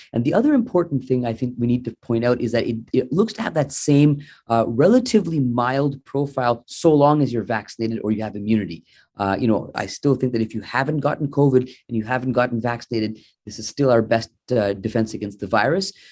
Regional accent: Sarnia, Ontario, Canada; now in Mississauga, Canada; I'm originally from Sarnia

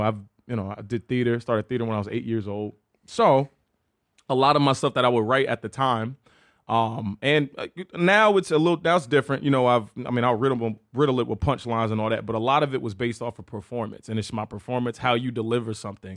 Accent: Chesapeake, Virginia, United States; I grew up, uh, in Chesapeake, Virginia

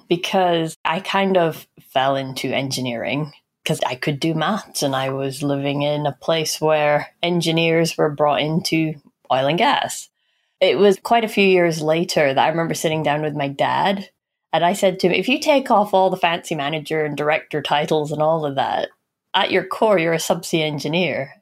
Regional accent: Aberdeen, Scotland, United Kingdom; I was born in Aberdeen, and Aberdeen was very oil and gas focused.

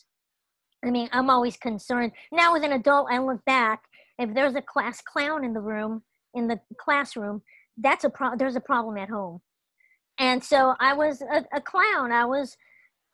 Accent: Los Angeles, California, United States; I grew up in Los Angeles

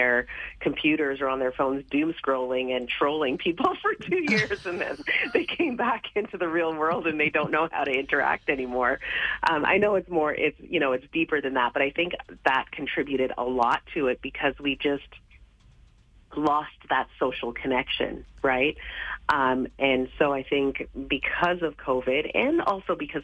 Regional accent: Canada; the Canada that I grew up

